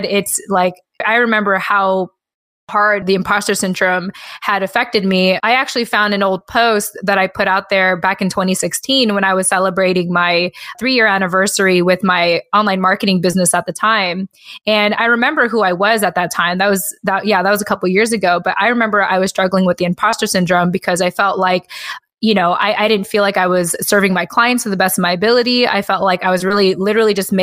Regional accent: United States; a lot of our parents left the Philippines thanks to the military. And I was born as an American

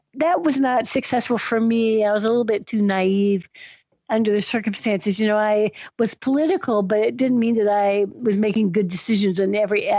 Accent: Washington, District of Columbia, United States; I was born in Washington, D.C. I think of myself as like one of the original patriots because I was born in George Washington Hospital.

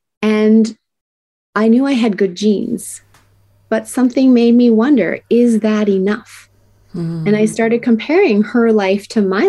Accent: Tokyo, Japan; I was raised in Tokyo, Japan, and it was the 1970s.

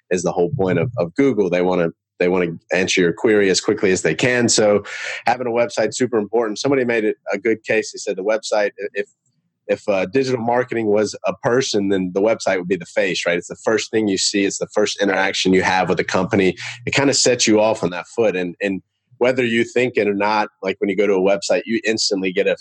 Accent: Charlotte, North Carolina, United States; I'm from Charlotte, North Carolina

